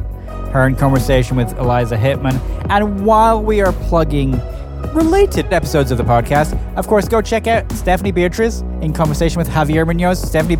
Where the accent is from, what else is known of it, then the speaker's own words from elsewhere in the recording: Scot, Scotland, United Kingdom; Just as a Scot